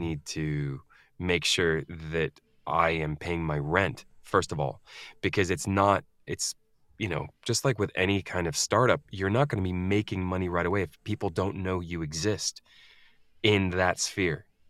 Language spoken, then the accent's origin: English; United States; also born or lived in Scandinavia; now in United Kingdom; I am an American in the U K